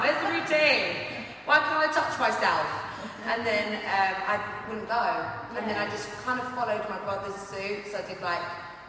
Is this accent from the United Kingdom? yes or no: yes; Ilford, London, United Kingdom; Yeah, Ilford.